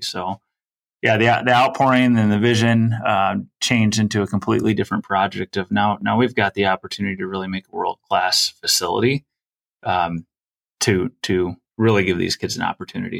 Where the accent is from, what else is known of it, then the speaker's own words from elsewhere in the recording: Sun Prairie, Wisconsin, United States; I'm from the Sun Prairie, the Madison area